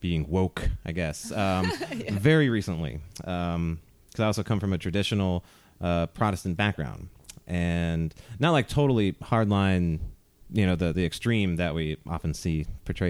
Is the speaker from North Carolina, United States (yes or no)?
yes; North Carolina, United States; moved away as an adult; now in Hawaii, United States; my background is I'm from North Carolina.